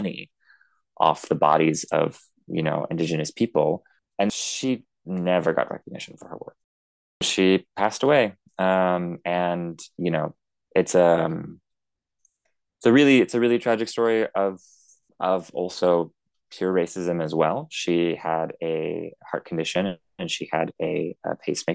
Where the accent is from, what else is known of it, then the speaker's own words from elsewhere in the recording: Tairāwhiti, Gisborne, New Zealand; moved away; We ended up actually moving back to my hometown of Te Rāwhiti